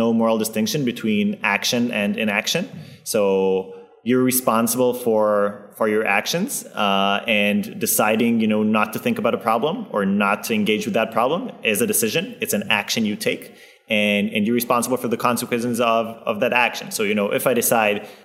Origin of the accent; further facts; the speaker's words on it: Israel; moved away; I come from Israel